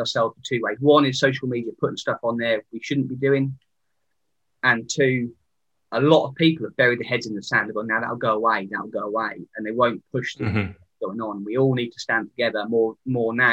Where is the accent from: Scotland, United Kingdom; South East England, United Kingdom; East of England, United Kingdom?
East of England, United Kingdom; Sandringham; I come from Sandringham. That's my background. So Royal Estate, my dad was a keeper. And I learned, you know, how the land management works